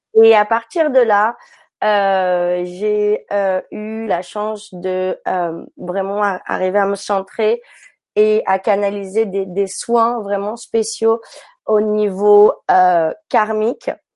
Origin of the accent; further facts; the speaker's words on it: France; moved away as an adult; also born or lived in Africa; now in San Francisco, United States; j'ai grandi en France et puis je suis partie par la suite en Afrique euh, quand j'étais ado